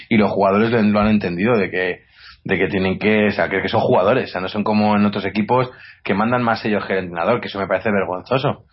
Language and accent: Spanish; Guadalajara, Castilla-La Mancha, Spain; nosotros somos de Guadalajara, de aquí cerquita de Madrid